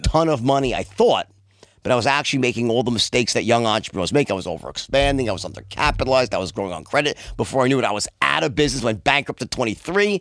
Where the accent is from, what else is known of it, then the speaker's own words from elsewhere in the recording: New York City, New York, United States; also born or lived in Long Island; I'm actually from Bayside, and I lived there till I was uh, my early, like 21, and then I moved into the city, then out to Long Island. But I was in New York my whole life, born and bred